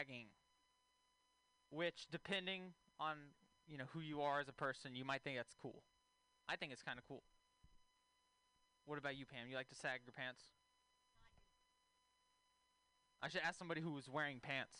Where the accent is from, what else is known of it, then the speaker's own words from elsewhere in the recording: Texas, United States; moved away; I'm from Texas originally